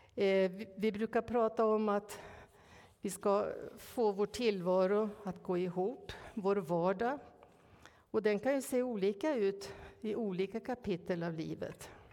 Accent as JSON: {"language": "Swedish", "area": "Norrland", "region": "Ångermanland", "country": "Sweden", "tie": "born or raised there", "moved": "yes", "said": "Uppe i Norrland där jag växte upp, i Ångermanland"}